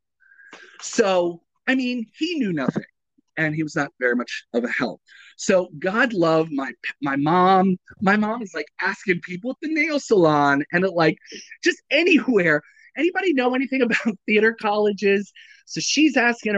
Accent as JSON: {"language": "English", "town": "Bowie", "region": "Maryland", "country": "United States", "moved": "yes", "said": "I'm from Maryland. I'm from Bowie, Maryland."}